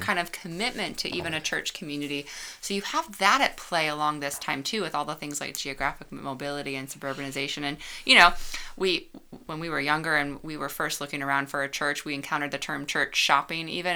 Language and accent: English; suburbs of Chicago, Illinois, United States; moved away as an adult; also born or lived in Georgia; I grew up outside of Chicago in the suburbs and moved away to Georgia for college